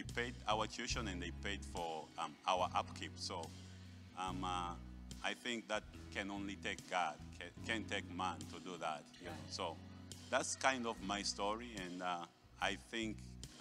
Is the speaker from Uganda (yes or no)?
yes; Uganda; now in Canada; I'm from Uganda. For some of you who don't know, that's in Africa. I was born in a family of seven